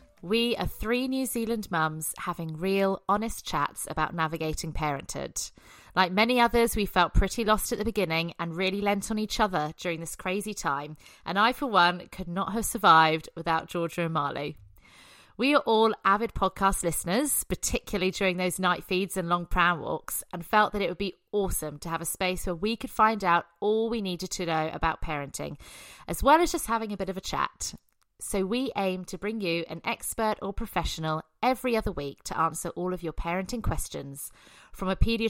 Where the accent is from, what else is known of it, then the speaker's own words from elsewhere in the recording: England, United Kingdom; And I know, and I'm English, and every British person I know drinks tea.